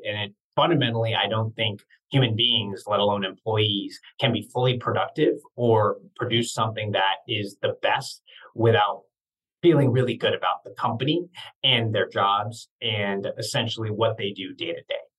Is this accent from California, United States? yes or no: yes; Santa Cruz, California, United States; also born or lived in East Coast; now in San Francisco, United States; I grew up in Santa Cruz, California, Northern California